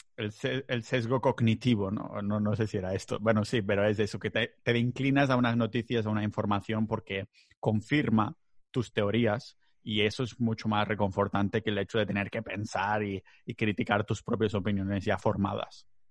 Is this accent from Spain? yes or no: yes; Catalonia, Spain; soy muy catalán